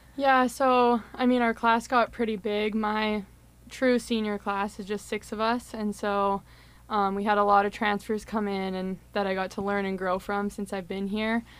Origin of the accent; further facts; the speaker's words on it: Winnipeg, Manitoba, Canada; moved away as an adult; now in Saint Cloud, United States; I'm from Winnipeg, Manitoba